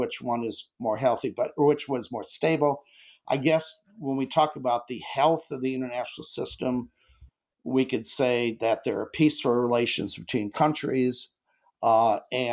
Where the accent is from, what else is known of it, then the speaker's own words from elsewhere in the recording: United States; as an American